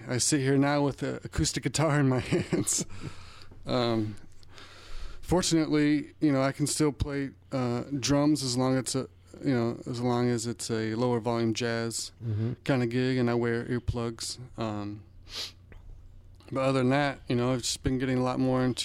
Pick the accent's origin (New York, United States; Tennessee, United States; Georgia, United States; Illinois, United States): Illinois, United States; Springfield; moved away as an adult; also born or lived in Chicago, Illinois; I'm originally from Springfield